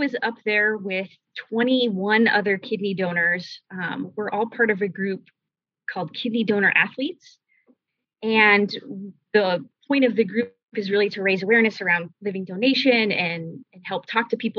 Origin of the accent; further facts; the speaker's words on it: Denver, Colorado, United States; I was born and raised in Denver, Colorado, and still live there today